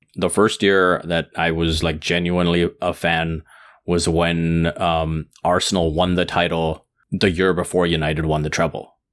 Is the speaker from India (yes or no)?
yes; India; being Indian